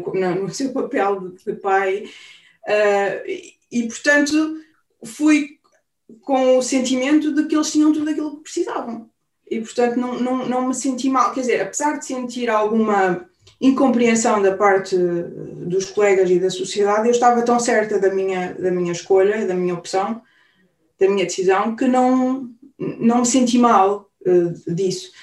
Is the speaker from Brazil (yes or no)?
no; Portugal; moved away as an adult; now in Germany; nós somos portuguesas típicas